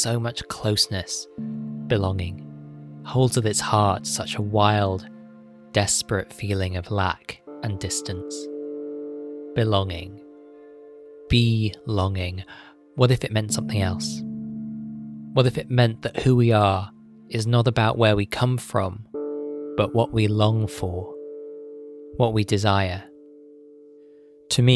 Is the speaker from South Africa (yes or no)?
no; United Kingdom; My South Asian mother described me as black British